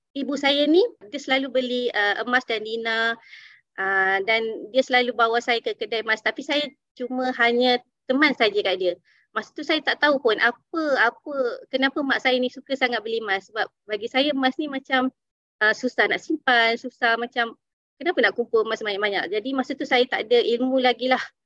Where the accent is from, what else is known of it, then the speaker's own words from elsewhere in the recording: Dungun, Terengganu, Malaysia; now in Kuala Lumpur, Malaysia; saya berasal daripada Dungun. Kini saya menetap di Kuala Lumpur